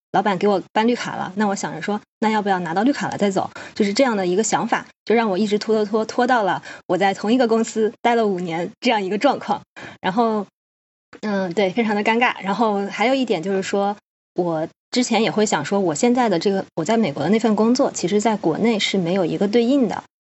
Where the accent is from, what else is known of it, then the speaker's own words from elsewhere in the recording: Hubei, China; moved away as an adult; now in United States; 因为我家是湖北的嘛